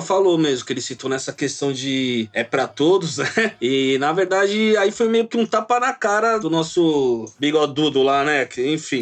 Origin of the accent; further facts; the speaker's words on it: Brazil; nós somos brasileiros